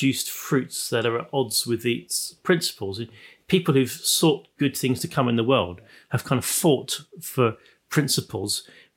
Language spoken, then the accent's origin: English; Plymouth, South West England, United Kingdom; I come from Plymouth